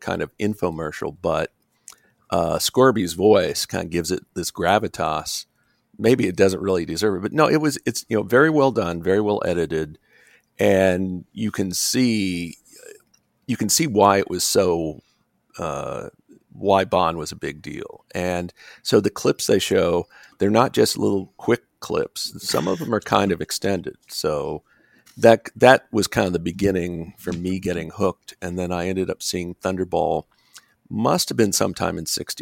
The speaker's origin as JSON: {"language": "English", "town": "Bloomington", "region": "Indiana", "country": "United States", "tie": "born or raised there", "said": "I grew up in Indiana, Bloomington, a college town."}